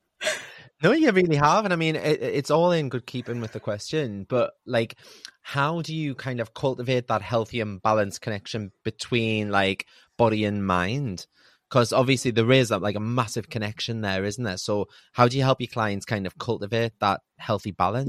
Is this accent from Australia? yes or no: no; United Kingdom; we're so British